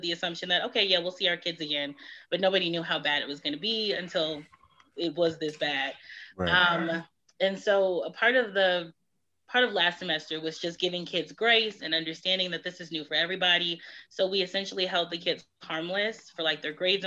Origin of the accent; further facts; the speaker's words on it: Detroit, Michigan, United States; moved away; also born or lived in Houston; I'm from Detroit